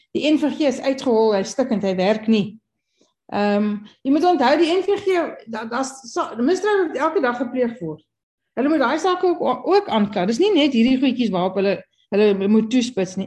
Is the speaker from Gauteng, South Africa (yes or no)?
no; Kimberley, Northern Cape, South Africa; Ek kom van Kimberley